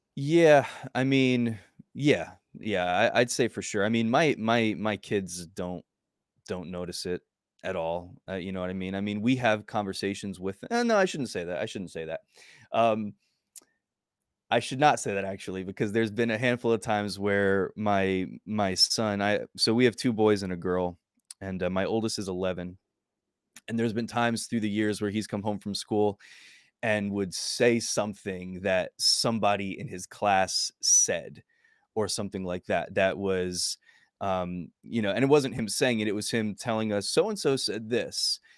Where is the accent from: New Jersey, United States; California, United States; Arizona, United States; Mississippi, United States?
New Jersey, United States; moved away as an adult; also born or lived in New York / Mexico; now in Mobile, United States; I grew up in New Jersey